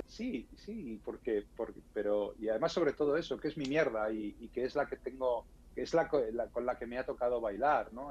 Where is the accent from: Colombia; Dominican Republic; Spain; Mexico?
Spain; en España no es muy habitual que los españoles, eh, los españoles hablemos inglés bien